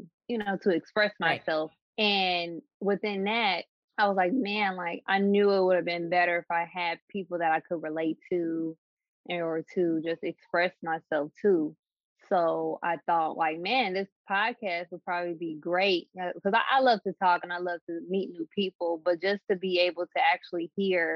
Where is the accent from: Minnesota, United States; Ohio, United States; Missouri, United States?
Ohio, United States; Dayton; I am from Dayton, Ohio